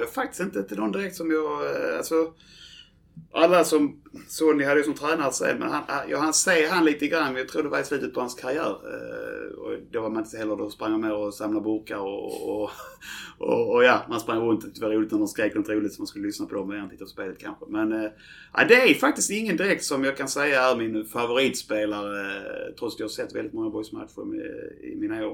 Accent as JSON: {"language": "Swedish", "town": "Landskrona", "region": "Skåne", "country": "Sweden", "tie": "born or raised there", "said": "jag är ju född i Landskrona"}